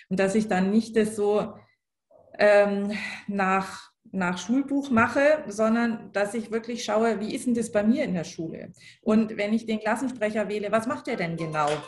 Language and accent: German; Schleswig-Holstein, Germany; now in Bavaria, Germany; ich komme ja ursprünglich aus Schleswig-Holstein